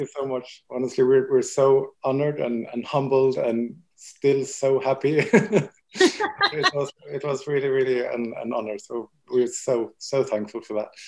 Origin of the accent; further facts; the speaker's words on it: Sweden; also born or lived in Paris, France / Barcelona, Spain; now in London, United Kingdom; I'm I'm Swedish